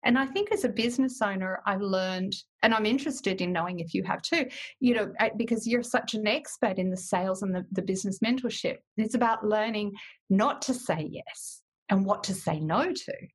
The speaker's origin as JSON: {"language": "English", "area": "WA", "region": "Western Australia", "country": "Australia", "also_born_or_lived": "England", "said": "I came back to WA"}